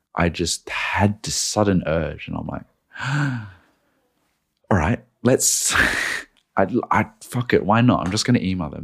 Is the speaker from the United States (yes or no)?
no; Australia; now in Sydney, Australia; I moved home to Australia at this point, I was doing it from Sydney